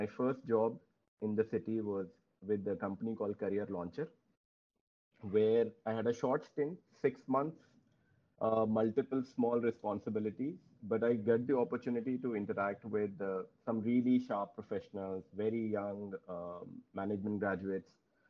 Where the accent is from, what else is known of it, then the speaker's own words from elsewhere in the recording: Noida, Uttar Pradesh, India; I am from Noida, so rains are mostly welcome on our side.